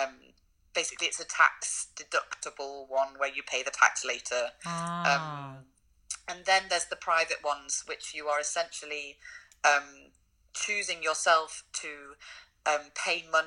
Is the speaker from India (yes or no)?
no; United Kingdom; moved away as an adult; now in Germany; I haven't lived in the UK for over 8 years